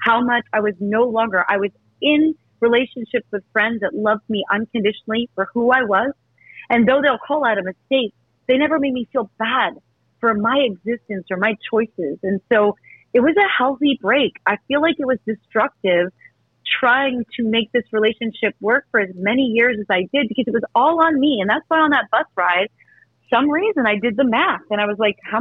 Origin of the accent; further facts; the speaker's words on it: Eastern Pennsylvania, United States; moved away as an adult; now in New York, United States; go to my hometown and not see my parents